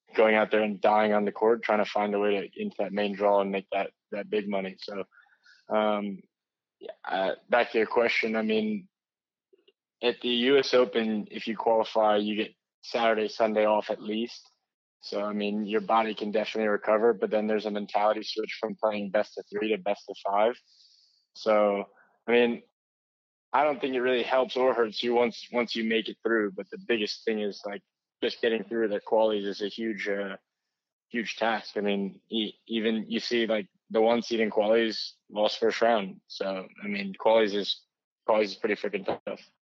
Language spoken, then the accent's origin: English; United States; as an American